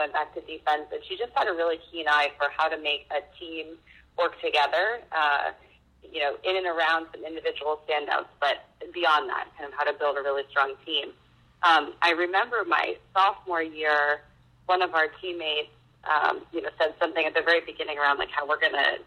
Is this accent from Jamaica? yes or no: no; Concord, New Hampshire, United States; I grew up in Concord, New Hampshire